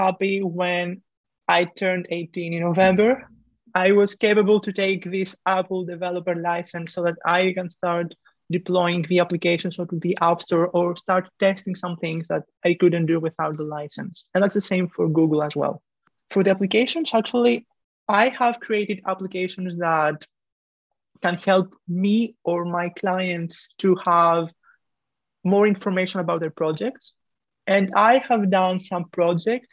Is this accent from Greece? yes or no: yes; Greece; moved away as an adult; now in France; I am coming from Greece, but right now I'm located in France studying engineering